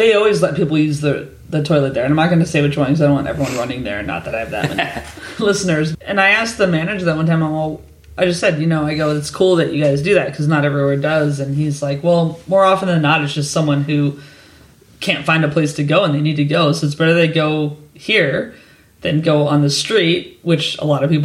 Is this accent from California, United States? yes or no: yes; California, United States; moved away as an adult; also born or lived in San Diego; now in London, United Kingdom; I'm from California. I lived in San Diego for years